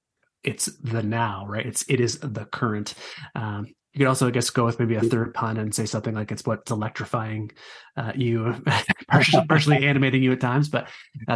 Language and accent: English; Moncton, New Brunswick, Canada; Moncton, New Brunswick, Canada, my hometown.